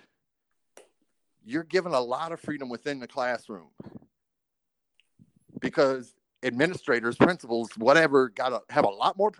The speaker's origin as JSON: {"language": "English", "town": "Harrisonburg", "region": "Virginia", "country": "United States", "also_born_or_lived": "New York City", "moved": "as an adult", "said": "I'm from Harrisonburg, Virginia"}